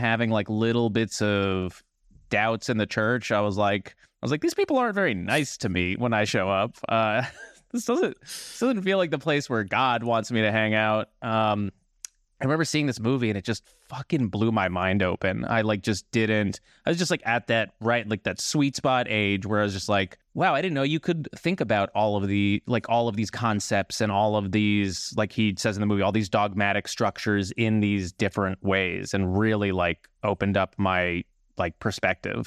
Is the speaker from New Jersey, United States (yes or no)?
yes; New Jersey, United States; I'm from New Jersey as well